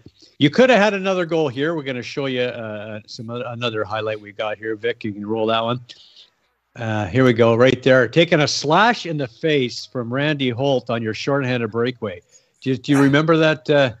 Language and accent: English; Edmonton, Alberta, Canada; I grew up in Edmonton, so I watched a lot of that hockey